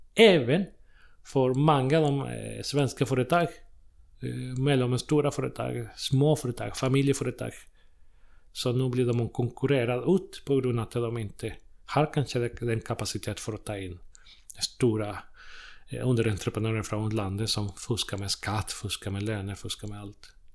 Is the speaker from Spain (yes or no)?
no; Chile; Swedish is a second language; also born or lived in Måløy, Norway; now in Trollhättan, Sweden; jag kommer från Chile från början